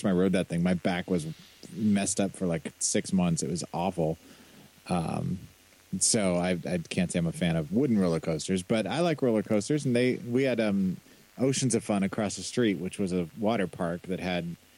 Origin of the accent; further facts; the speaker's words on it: Kansas City, Missouri, United States; when I was growing up in Kansas City